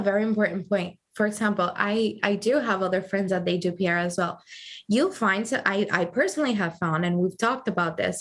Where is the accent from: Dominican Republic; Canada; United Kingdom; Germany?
Dominican Republic; also born or lived in Providence, Rhode Island, United States; now in New York, United States; I moved to Dominican Republic when I was about three months old, oh. and I grew up there